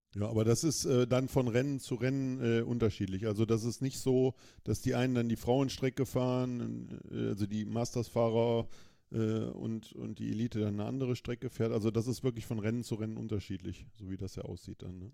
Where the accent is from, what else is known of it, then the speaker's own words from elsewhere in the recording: Germany; ich muss mich nicht als Deutscher in Deutschland qualifizieren